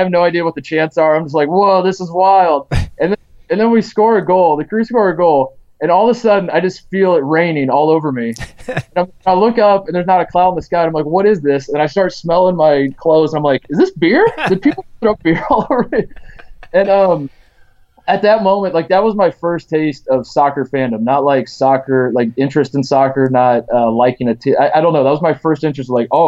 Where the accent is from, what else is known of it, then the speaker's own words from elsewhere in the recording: Indiana, United States; now in Columbus, Ohio, United States; I grew up in Indiana.